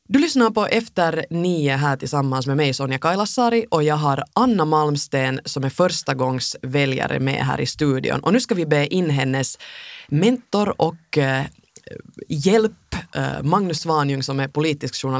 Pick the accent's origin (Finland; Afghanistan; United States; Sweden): Finland; man säkert kanske som finländare ibland är lite, lite rädd